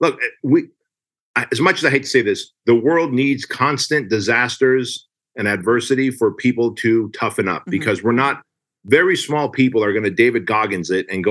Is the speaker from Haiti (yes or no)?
no; Armenia; moved away; I come from Armenia